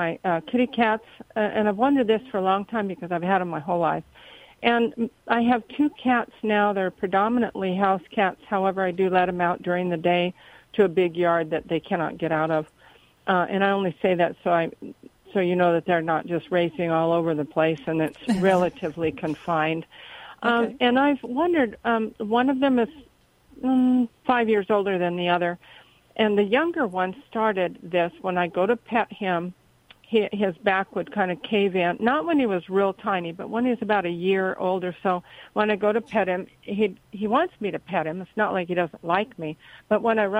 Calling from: Cottonwood, California, United States; Cottonwood, California.

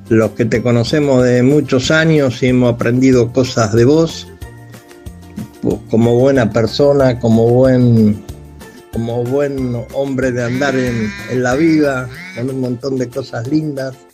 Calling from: Monte Grande, Buenos Aires Province, Argentina; Hola José … de Montegrande.

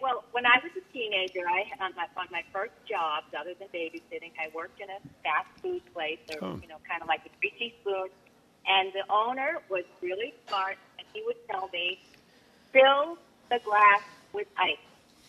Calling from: South Dartmouth, Massachusetts, United States; Hi, I'm from South Dartmouth.

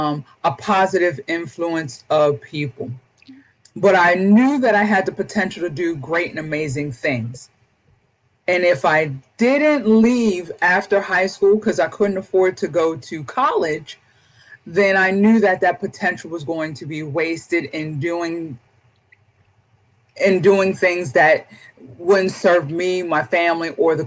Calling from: Maryland, United States; I am hailing from Southern Maryland. Yes, down towards the southern tip of Maryland, probably about 65 miles south of D.C.

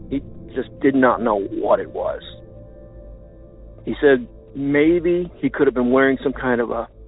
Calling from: Illinois, United States; from Land of Lincoln.

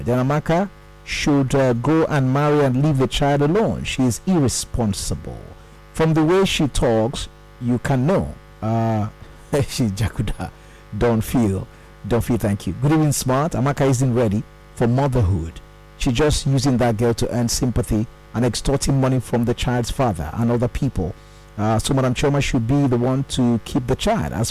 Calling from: Lagos, Nigeria; I'm calling from Lekki at the moment.

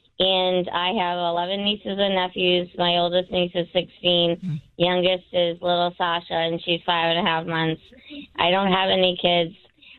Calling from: Woburn, Massachusetts, United States; Hi, from Woburn.

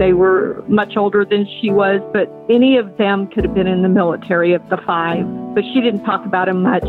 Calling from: Dallas, Texas, United States; I'm calling from Dallas, Texas.

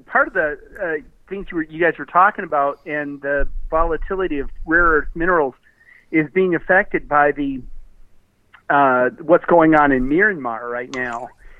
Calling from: Austin, Texas, United States; from Austin.

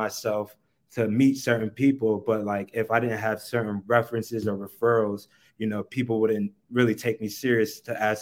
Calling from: Denver, Colorado, United States; I am calling in from Denver, Colorado

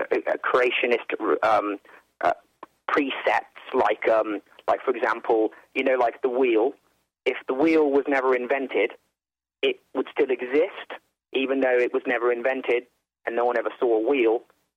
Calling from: England, United Kingdom; I'm calling from England, and I like listening to your channel here.

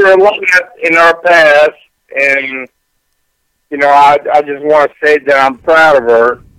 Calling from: Houston, Texas, United States; Houston, Texas.

